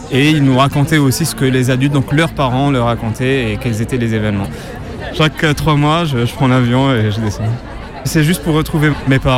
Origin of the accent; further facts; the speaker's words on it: Algeria; moved away as an adult; now in France; je suis algérien, et euh, je suis devenu français par la suite. Euh, un tiers de ma vie, je l'ai passé en France.